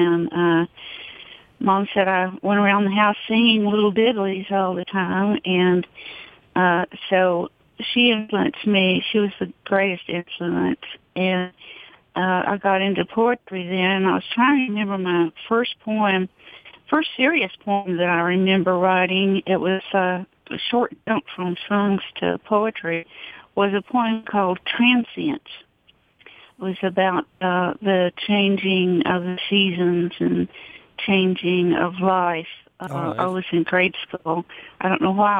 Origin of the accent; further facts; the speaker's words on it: Clintwood, Virginia, United States; now in Athens, United States; So I grew up on Cutter Creek. It's 12 miles out into the wilderness beyond Clintwood, going toward Kentucky